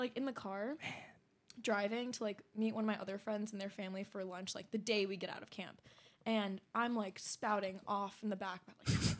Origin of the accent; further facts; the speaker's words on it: Washington, District of Columbia, United States; also born or lived in Hanoi, Vietnam; as a person of color, so, like, I'm from D.C., I went to an international school, but it was very Eurocentric.